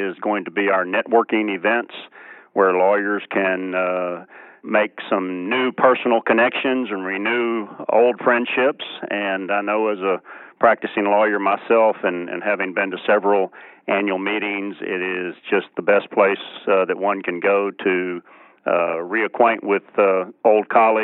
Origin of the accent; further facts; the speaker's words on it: Galveston, Texas, United States; Galveston, my hometown